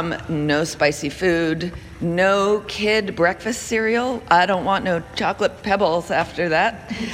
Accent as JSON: {"language": "English", "town": "Portland", "country": "United States", "said": "I'm from Portland"}